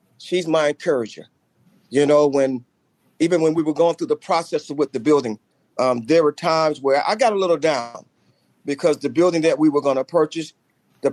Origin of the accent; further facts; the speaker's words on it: New York City, New York, United States; There was a kid growing up in Brooklyn in Bed-Stuy